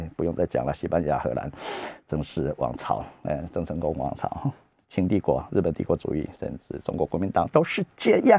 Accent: Taiwan; 我是中国人呢，是观念中国的中国人啊，那但是我不是实证中国的中国人，我并没有拿中华人民共和国的护照啊

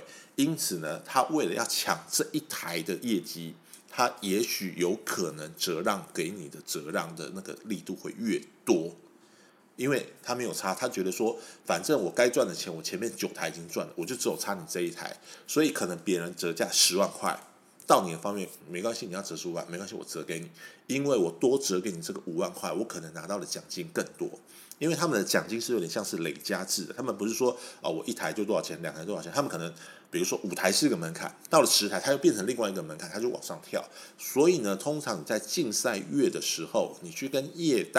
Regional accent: Taiwan; 我们台湾人都有个习俗，就是说鬼月的时候，我们不喜欢买车

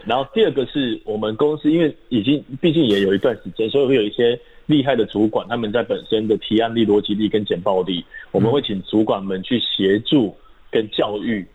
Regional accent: Taiwan; 我们来自于台湾这块土地，嗯。终将回归于台湾这块土地

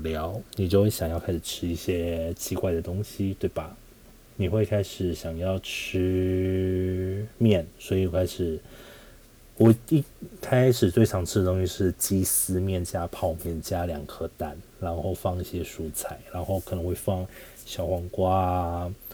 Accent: Taiwan; moved away; 我到底是不是从台湾来的

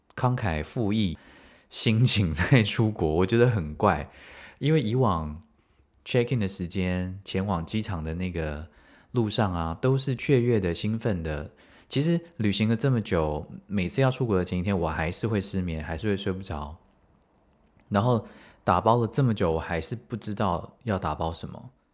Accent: Taiwan; 我们台湾人应该都蛮怕死的

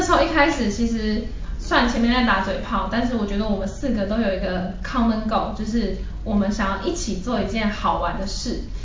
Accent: Taiwan; also born or lived in Japan; 我后来就从日本搬回台湾

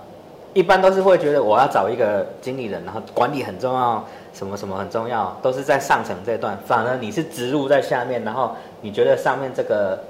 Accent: Taiwan; moved away as an adult; also born or lived in Canada; now in Thailand; 我们台湾人真的很爱开会

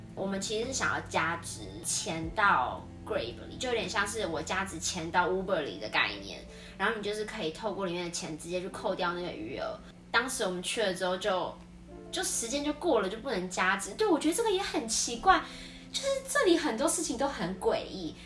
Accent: Taiwan; now in Philippines; 对于我们台湾人来说

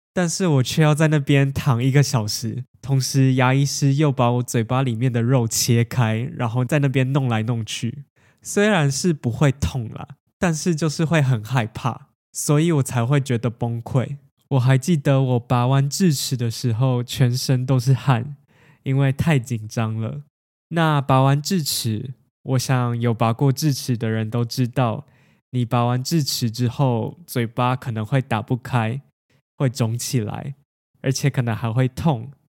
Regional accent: Taiwan; 就跟我们台湾人的过年是一样的

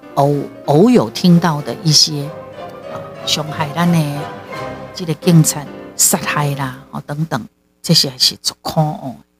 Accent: Taiwan; 台湾就是我的故乡，台湾就是我的家

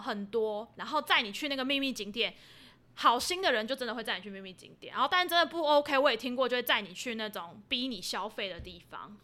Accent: Taiwan; 找的是台湾来的

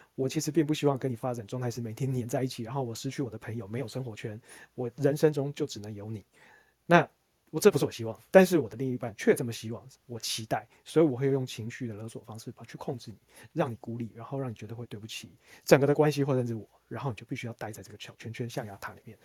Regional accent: Taiwan; 我还是台湾土生土长的

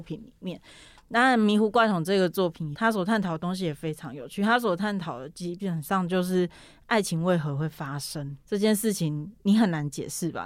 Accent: Pingtung County, Taiwan; moved away as an adult; now in Taipei, Taiwan; 我小时候在屏东念书，然后大学的时候上来台北

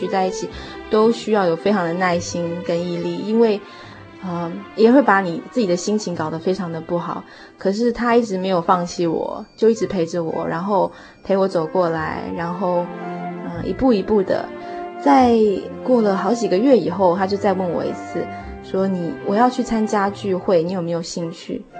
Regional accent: United States; born there; 其实我在台湾也没有身份，因为我是在美国出生的

